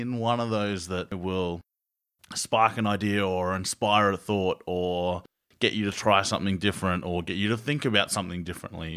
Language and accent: English; Australia; we're Aussie.